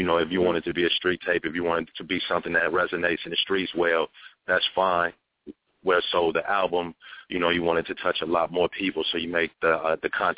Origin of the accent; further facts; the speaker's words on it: Phoenix, Arizona, United States; I grew up in West Phoenix out here